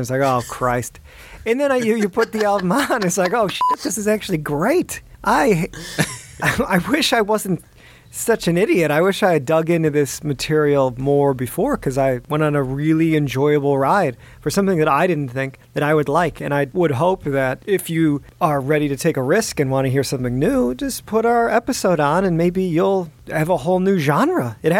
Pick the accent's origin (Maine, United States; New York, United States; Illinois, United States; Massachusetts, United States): Illinois, United States; Chicago; I'm from the Midwest. I'm from the suburbs of Chicago